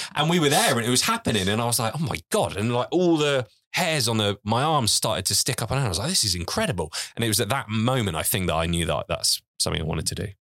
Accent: Isle of Wight, South East England, United Kingdom; moved away as an adult; also born or lived in Portsmouth; I grew up on a farm on the Isle of Wight, basically mucking out pigs to help my dad

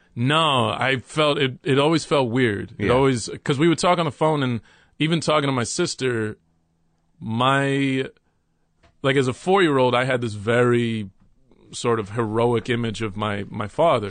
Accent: Dallas, Texas, United States; moved away; also born or lived in New York City / Los Angeles; when I was about three, my mother, stepfather, and I moved to Texas, and we moved to Dallas, Texas

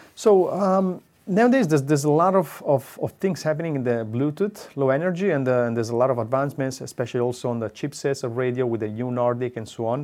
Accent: Pisa, Tuscany, Italy; English is a second language; moved away as an adult; now in Trento, Italy; I'm originally from Tuscany, from Pisa, although I moved to Trento since fifteen years now

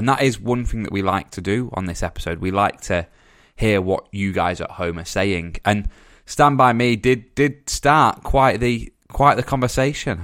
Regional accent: Dorchester, South West England, United Kingdom; also born or lived in Weymouth; I was born in Dorchester, but Weymouth is like the southern home, I guess, in a way.

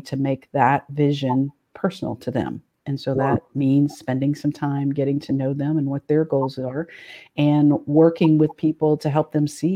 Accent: Tennessee, United States; moved away as an adult; now in Ohio, United States; I've been in Ohio for 26 years. I'm originally from Tennessee, so a little bit warmer

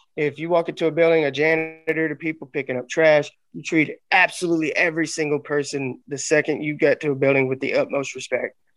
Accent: Arkansas, United States; moved away; also born or lived in Memphis, Tennessee; I'm from Arkansas originally, and I, I love Arkansas. Got my roots there. I started wrestling there

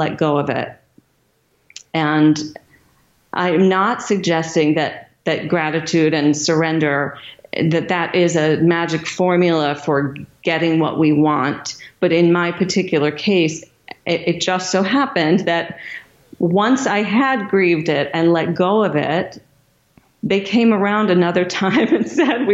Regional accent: Michigan, United States; my hometown of Michigan

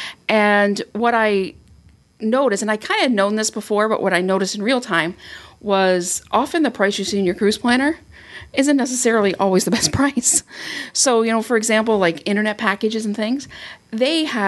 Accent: Canada; as a Canadian

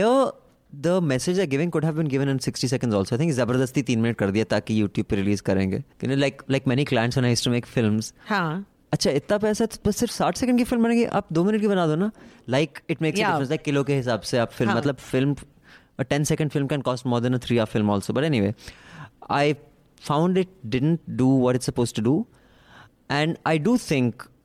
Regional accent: India; being Indian liberals

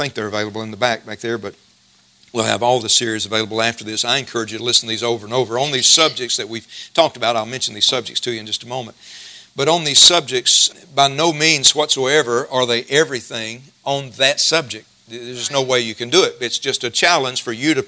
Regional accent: Jasper, United States; I grew up in West Jasper

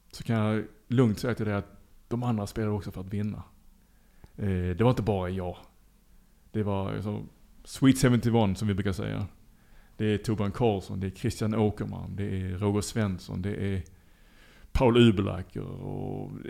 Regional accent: Lund, Skåne, Sweden; moved away as an adult; now in Liberia; jag är född i Lund

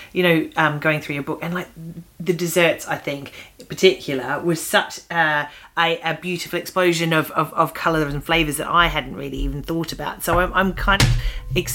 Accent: Australia; now in United Kingdom; when I grew up in Australia

